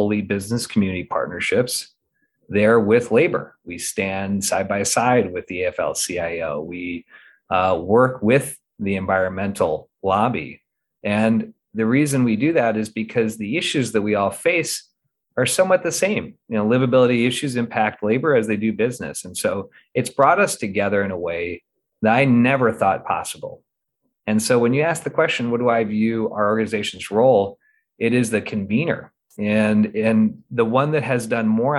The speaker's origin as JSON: {"language": "English", "region": "Midwest", "country": "United States", "tie": "born or raised there", "also_born_or_lived": "Northeast US", "moved": "yes", "lives_now": "Portland, United States", "said": "growing up in the Midwest, living in the Northeast, and now settled here with a family in the Pacific Northwest"}